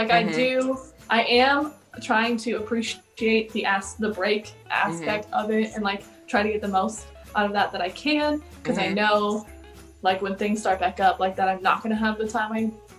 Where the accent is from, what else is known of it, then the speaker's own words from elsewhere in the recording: Texas, United States; now in Chicago, United States; It was a little brief stop in my overall story, but I started in Texas.